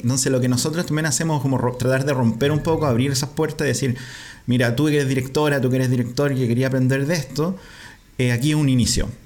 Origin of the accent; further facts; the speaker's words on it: Curicó, Maule, Chile; nosotros nacimos en Curicó donde todavía hay dictadura